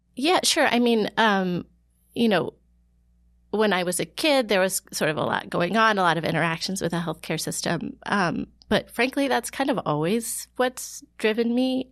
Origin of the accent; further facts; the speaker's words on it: Ohio, United States; moved away as an adult; also born or lived in Florida; now in New York, United States; I grew up in Ohio